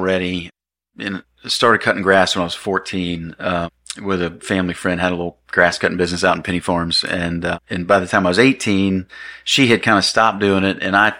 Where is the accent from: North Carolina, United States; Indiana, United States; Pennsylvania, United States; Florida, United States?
Florida, United States; Green Cove Springs; I'm from Green Cove, born and raised, went to Clay High, and went to University of Florida and came back